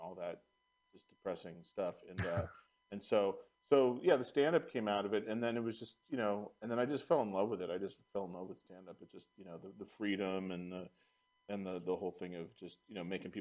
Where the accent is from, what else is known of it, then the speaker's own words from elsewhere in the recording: Marin County, California, United States; also born or lived in San Francisco; But I was raised in Marin County